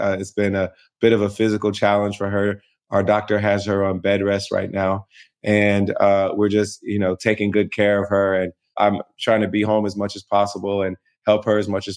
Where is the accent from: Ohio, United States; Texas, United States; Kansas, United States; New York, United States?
Ohio, United States; Springfield; I grew up in Springfield, Ohio, a small city between Dayton and Columbus on I-70